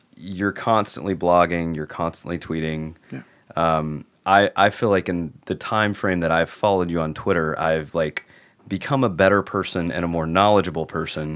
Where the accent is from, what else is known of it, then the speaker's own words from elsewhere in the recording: Tennessee, United States; now in Seattle, United States; I'm from Tennessee too